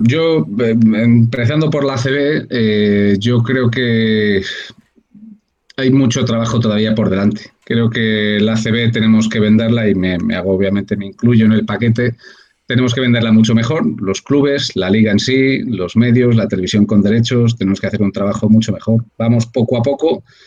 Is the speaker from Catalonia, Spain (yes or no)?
no; Valladolid, Castile and León, Spain; moved away as an adult; now in Madrid, Spain; allí en Valladolid, que es de donde yo soy